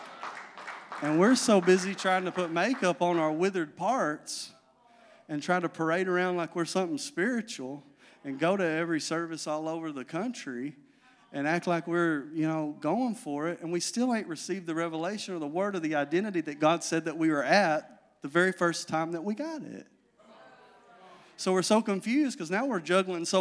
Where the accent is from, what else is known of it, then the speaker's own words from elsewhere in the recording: Magnet Cove, Arkansas, United States; I'm from Magnet